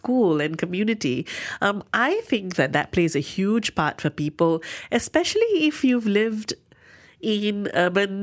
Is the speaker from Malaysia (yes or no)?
yes; Kuala Lumpur, Malaysia; I'm from KL